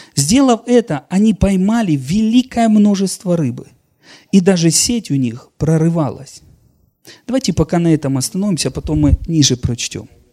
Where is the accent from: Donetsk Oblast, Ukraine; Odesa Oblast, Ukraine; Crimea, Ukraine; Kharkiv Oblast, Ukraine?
Donetsk Oblast, Ukraine; Donetsk land; я вообще сам из Донецкой земли